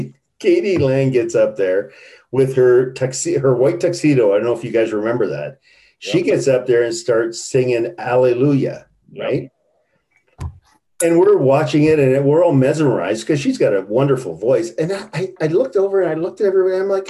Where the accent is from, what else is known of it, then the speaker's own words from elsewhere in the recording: Canada; I go, I'm Canadian. What the fuck am I going to do to you?